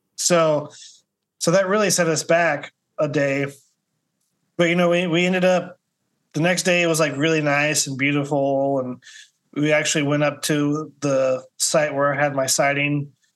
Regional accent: Kansas City, Missouri, United States; also born or lived in Des Moines, Iowa / Mexico; now in Florida, United States; I'm from the Midwest originally. I'm from Kansas City, Missouri

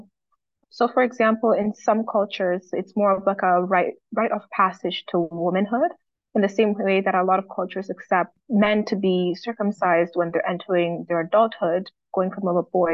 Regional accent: Kenya; now in Toronto, Canada; I'm from Kenya. I was born and raised in Kenya, and I also grew up here in Toronto.

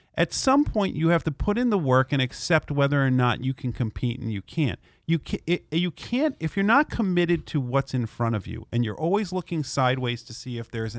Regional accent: New Jersey, United States; I grew up in North Jersey, always wanted to go see a hockey game in Madison Square Garden.

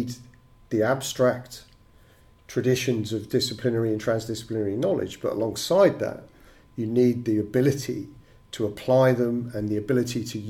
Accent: England, United Kingdom; growing up in the United Kingdom and going to school in England

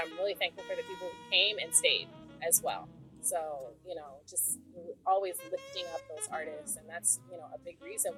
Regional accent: Portland, Maine, United States; moved away as an adult; I'm from Portland, Maine originally, and I left when I was 18

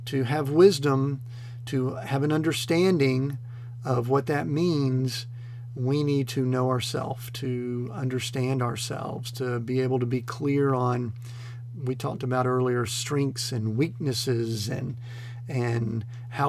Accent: Atlanta, Georgia, United States; I grew up in the Atlanta metro area in the 70s

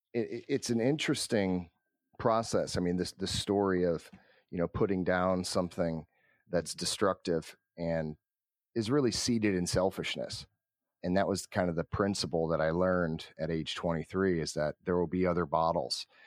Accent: Cleveland, Ohio, United States; born and raised in Cleveland, Ohio

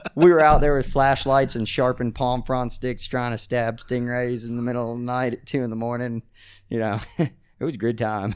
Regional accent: Brevard County, Florida, United States; also born or lived in Glades County, Florida; I grew up in Brevard, uh, on the Indian River Lagoon

